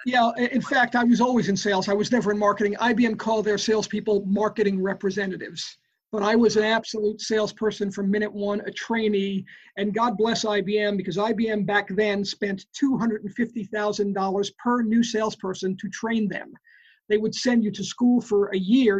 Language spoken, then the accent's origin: English; New York City, New York, United States; I grew up in the Bronx, New York